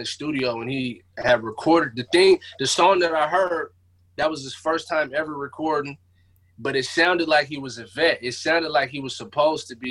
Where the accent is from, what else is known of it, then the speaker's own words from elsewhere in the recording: Seattle, Washington, United States; The Central District, man, the most gentrified place in Seattle right now